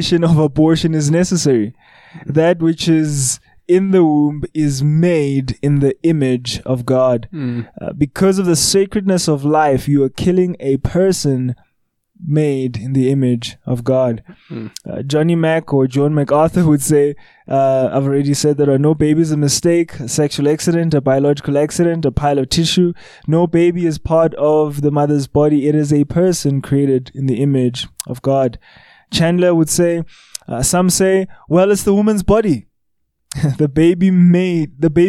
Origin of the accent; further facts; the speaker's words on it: Johannesburg, Gauteng, South Africa; I grew up in Hillbro